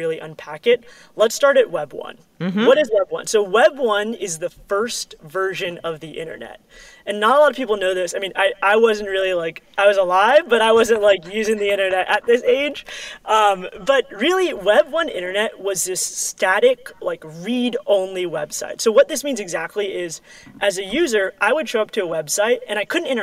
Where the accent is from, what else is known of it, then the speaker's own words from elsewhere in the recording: New York City, New York, United States; moved away as an adult; I'm born and raised in New York City